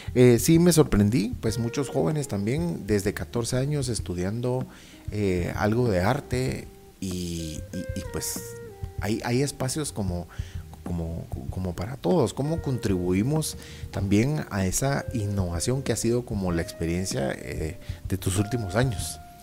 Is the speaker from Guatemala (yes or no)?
yes; Guatemala; saliendo adelante como lo hemos hecho como guatemaltecos